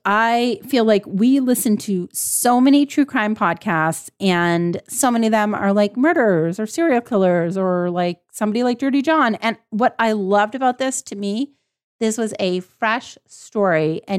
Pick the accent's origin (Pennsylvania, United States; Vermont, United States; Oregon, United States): Vermont, United States; I grew up in Vermont. I had no electricity. I did legit live in the bush compared to these boys.